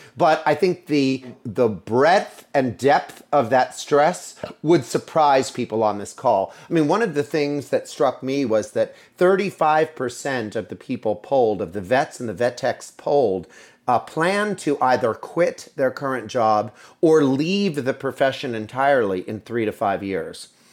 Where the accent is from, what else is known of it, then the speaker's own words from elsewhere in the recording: Altoona, Pennsylvania, United States; moved away as an adult; also born or lived in New York City; I was born and raised in Altoona, Pennsylvania, many years ago, and I made my way to New York City.